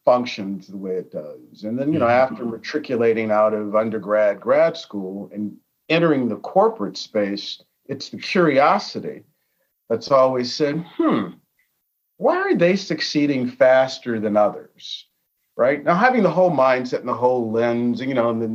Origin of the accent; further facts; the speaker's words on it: Chicago, Illinois, United States; I grew up in Chicago. I grew up in Chicago in a community that at the time was highly diverse